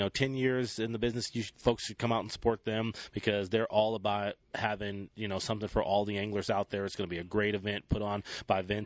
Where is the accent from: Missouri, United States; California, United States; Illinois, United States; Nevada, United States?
California, United States; San Francisco Bay Area; growing up in San Francisco Bay Area